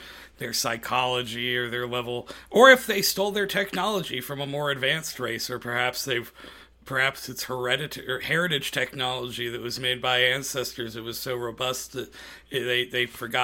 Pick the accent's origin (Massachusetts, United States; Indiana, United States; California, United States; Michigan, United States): Indiana, United States; Arcadia; I grew up in Arcadia, which is right next to Cicero